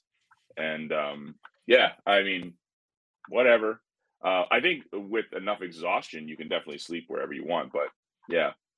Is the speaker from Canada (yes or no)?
yes; Canada; being Canadian